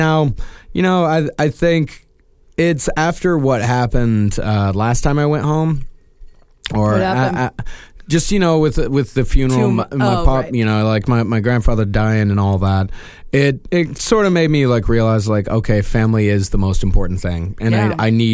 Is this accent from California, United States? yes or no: no; about 3 hours from Lubbock, Texas, United States; moved away; I'm not from Lubbock. My brother lives there. I'm not from there. I'm from like 3 hours away.